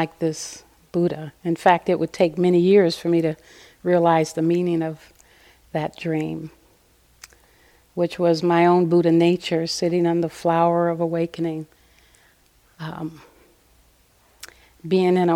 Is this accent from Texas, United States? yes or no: no; Los Angeles, California, United States; moved away as an adult; also born or lived in Pasadena, California / Altadena, California / Santa Cruz, California; I was raised in South Central Los Angeles.